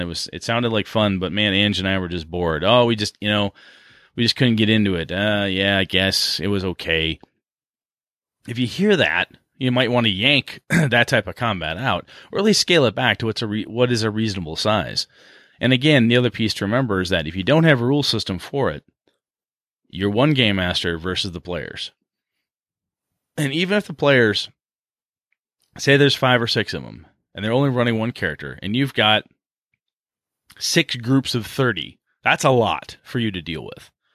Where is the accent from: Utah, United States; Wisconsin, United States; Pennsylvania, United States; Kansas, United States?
Wisconsin, United States; we're from Wisconsin